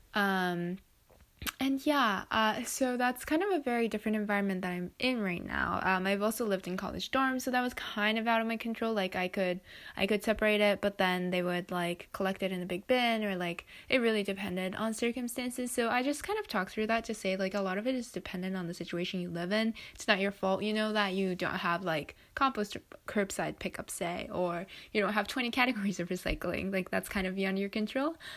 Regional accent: Japan; I grew up in Japan, um, where I live, we have a very, like, w, even within Japan, we have a fairly strict recycling system.

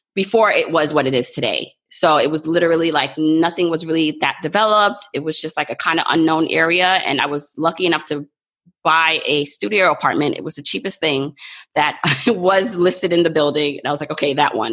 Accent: New York, United States; also born or lived in Jamaica; New York has been my home because I came here when I was about 2 years old

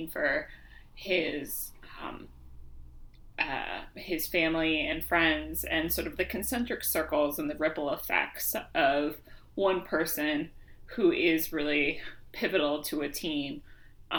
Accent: Seattle, Washington, United States; I grew up in Seattle

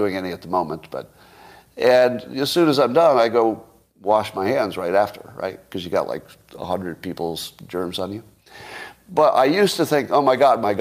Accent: New York, United States; moved away; I grew up in New York

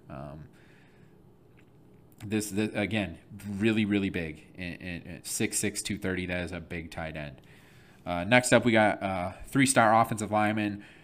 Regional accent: Flint, Michigan, United States; I'm from Flint, Michigan

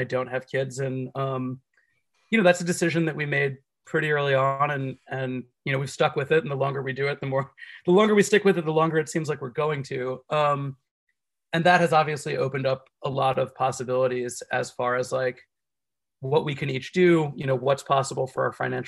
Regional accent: Miami-Dade, Florida, United States; I'm from Miami-Dade

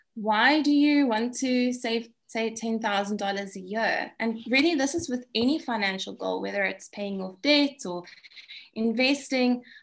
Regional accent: South Africa; being South African

